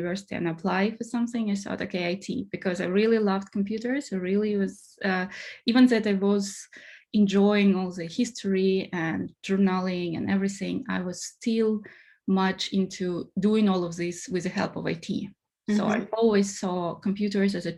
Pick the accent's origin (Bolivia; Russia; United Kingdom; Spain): Russia; moved away as an adult; also born or lived in Singapore / Portugal; now in Hamburg, Germany; I'm originally from Russia, and I did my first bachelor in IT in Russia.